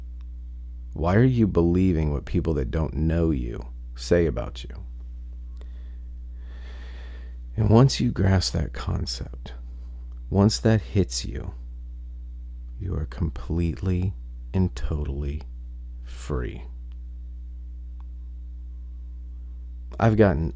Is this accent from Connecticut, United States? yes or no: no; Ohio, United States; moved away; I come from a very, very small town in Ohio